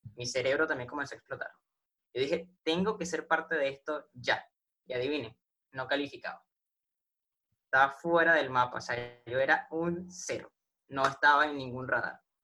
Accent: Venezuela; yo soy de Venezuela. Acá en Venezuela tuvimos por lo menos marzo sin luz

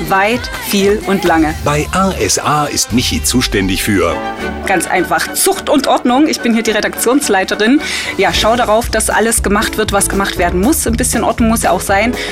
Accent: Chemnitz, Saxony, Germany; also born or lived in Zwickau; now in Leipzig, Germany; 35 Jahre, geboren in Zwickau, aufgewachsen in Chemnitz und 2002 nach Leipzig gezogen.

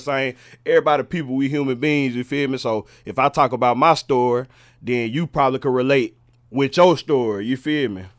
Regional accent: Charlotte, North Carolina, United States; I'm a I'm a, a West Mecklenburg baby

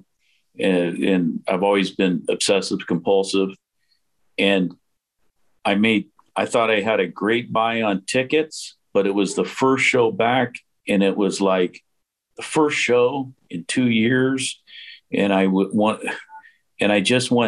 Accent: Los Angeles, California, United States; now in Portland, United States; born and raised in LA, but I'm more than half my life now here

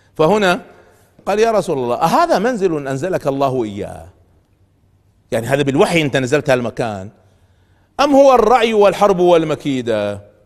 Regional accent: Kuwait; عندنا في الكويت

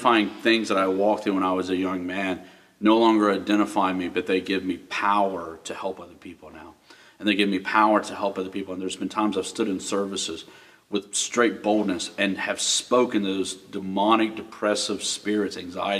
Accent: Florida, United States; now in West Virginia, United States; I grew up in Florida, hot.

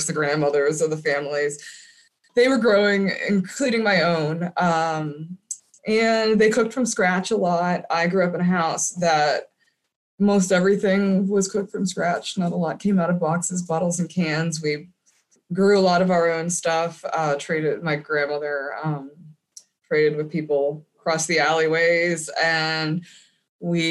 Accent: Erie, Pennsylvania, United States; now in Kents Store, Virginia, United States; I grew up in Erie, Pennsylvania on the lake there

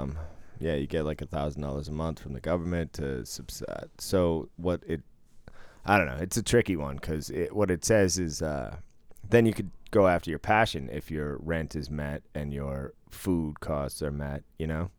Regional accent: Boston, Massachusetts, United States; Growing up in Boston

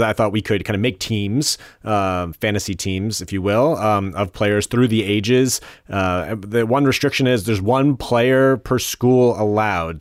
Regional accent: New Jersey, United States; I was from New Jersey

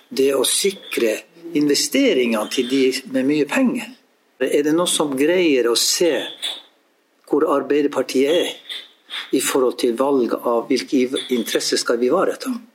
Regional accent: Jakobselv, Finnmark, Norway; hjemme i Jakobselv

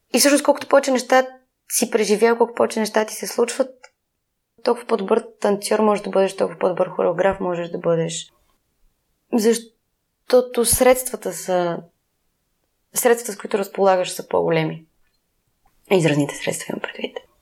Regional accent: Sofia, Sofia City, Bulgaria; аз, колкото съм от София

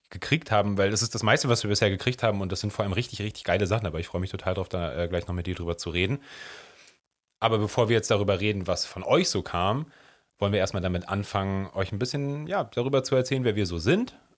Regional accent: Hamburg, Germany; ich bin hier in Hamburg aufgewachsen

